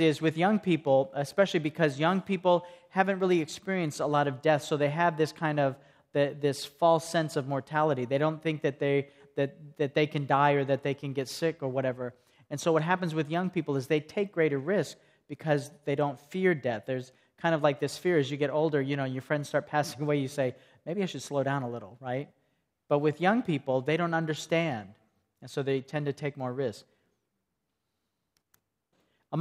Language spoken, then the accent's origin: English; Greeneville, Tennessee, United States; I come from Greenville, Tennessee, and I'm a hairdresser